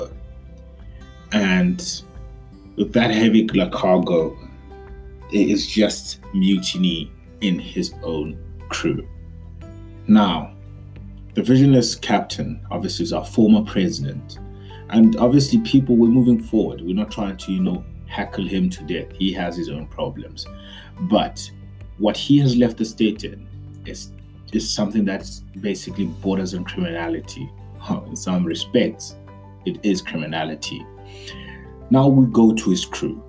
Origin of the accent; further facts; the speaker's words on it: South Africa; we as the South African youth have been for many years discounted